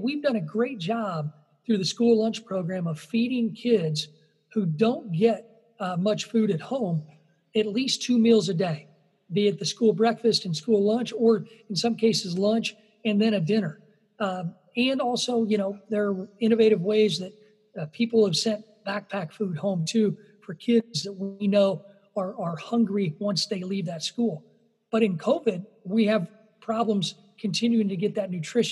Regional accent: Illinois, United States; my home state of Illinois

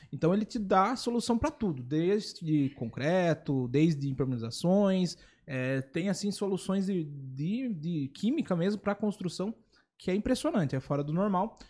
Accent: Itapetininga, São Paulo, Brazil; moved away; Eu vim de Itapetininga também

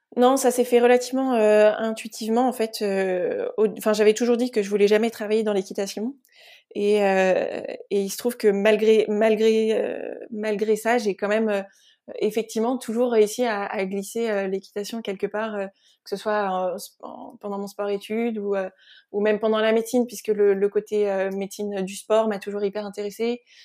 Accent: Sologne, Centre-Val de Loire, France; je suis originaire de, Sologne, donc dans, la région centre

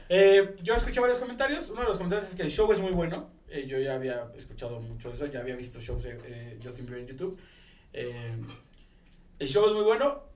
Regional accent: Monterrey, Nuevo León, Mexico; now in Mexico City, Mexico; siento que me van a quitar puntos de Regiomontano

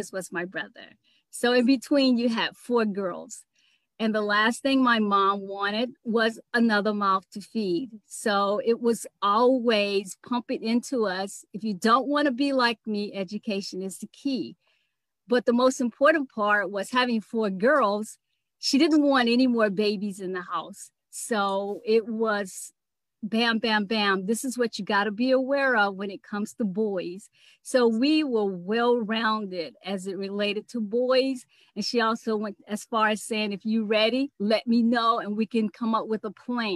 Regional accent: Riviera Beach, Florida, United States; also born or lived in Philadelphia; now in Atlanta, United States; I grew up in Riviera Beach. A lot of people don't know it, but I was actually born in Philadelphia

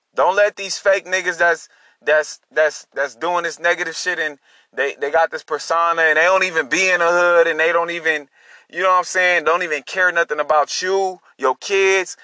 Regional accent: Long Beach, California, United States; I'm from Long Beach, California

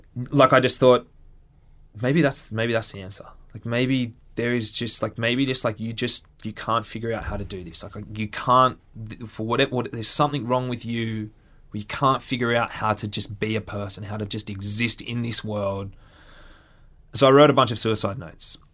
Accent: Central Coast, New South Wales, Australia; I grew up on the Central Coast.

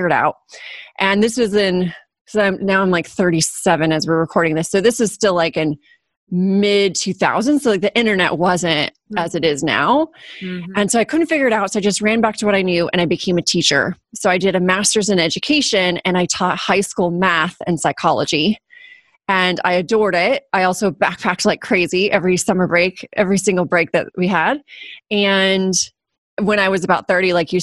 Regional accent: Orange County, California, United States; also born or lived in Los Angeles, United States / Germany; now in San Diego, United States; I grew up in Orange County, live in San Diego now

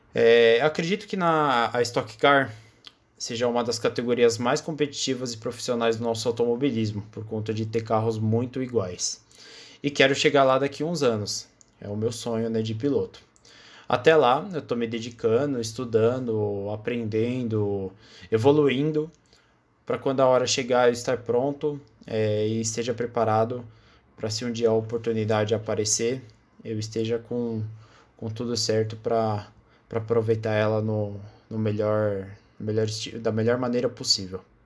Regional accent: São Paulo, Brazil; eu tenho 18 anos, eu sou de São Paulo, capital

